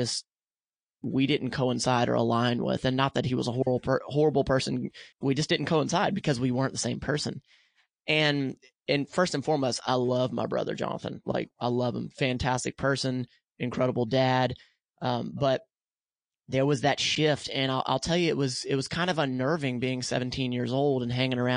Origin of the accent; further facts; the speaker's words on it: the South, United States; I grew up in the South.